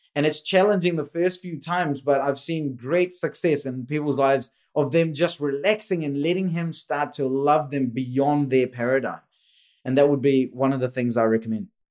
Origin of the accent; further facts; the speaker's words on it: India; moved away; I was born in India.